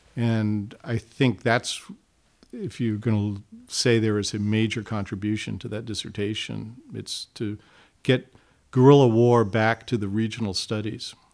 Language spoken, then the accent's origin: English; Hawaii, United States; moved away; growing up in Hawaii